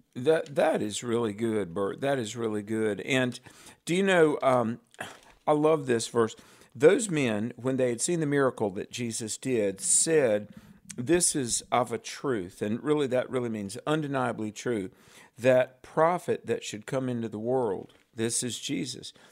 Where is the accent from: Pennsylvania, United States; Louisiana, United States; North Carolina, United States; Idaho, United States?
North Carolina, United States; my home state, yay, North Carolina